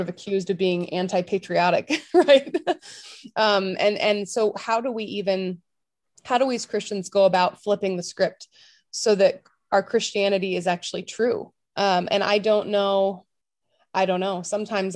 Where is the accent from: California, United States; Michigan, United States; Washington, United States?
California, United States; moved away as an adult; also born or lived in Tulsa, Oklahoma; I'm from California